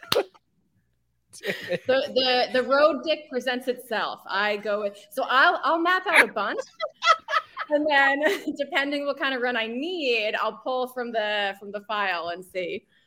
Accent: New Jersey, United States; I was born and raised in New Jersey

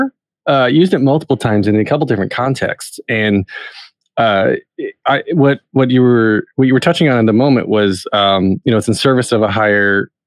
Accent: North Wilkesboro, North Carolina, United States; I said fellow North Carolina native. I come from North Carolina too, up in the foothills.

